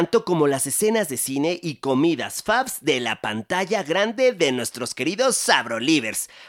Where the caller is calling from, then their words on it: Guadalajara, Jalisco, Mexico; Hola Mariano, soy … de Guadalajara.